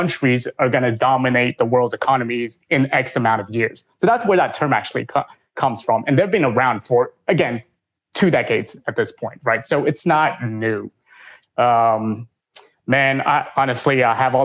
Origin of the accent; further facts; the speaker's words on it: United States; as an American